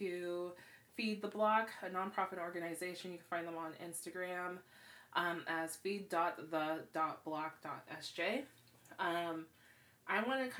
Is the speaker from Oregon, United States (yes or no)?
no; Seaside, California, United States; Seaside has a lot of history with a lot of things. And I grew up there